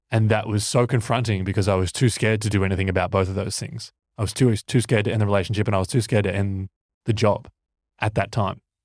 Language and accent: English; Ocean Grove, Victoria, Australia; growing up in Ocean Grove, which is a little sort of coastal town down on the Bellarine Peninsula